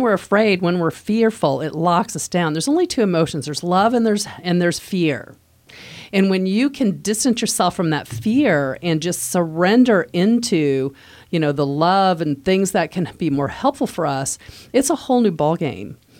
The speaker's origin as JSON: {"language": "English", "region": "Midwest", "country": "United States", "moved": "as an adult", "lives_now": "Virginia, United States", "said": "I'm from the Midwest. We don't have an accent there"}